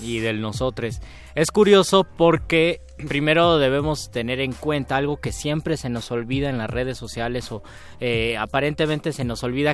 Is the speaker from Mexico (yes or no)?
yes; Mexico